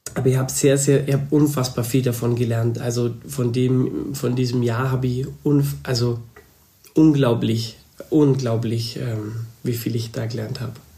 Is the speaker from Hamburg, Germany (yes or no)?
no; Upper Bavaria, Germany; ich bin eigentlich noch Oberbayer